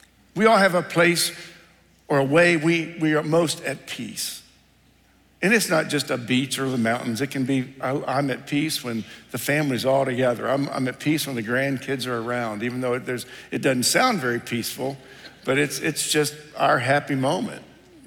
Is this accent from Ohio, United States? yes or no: yes; Ohio, United States; moved away; I grew up in Ohio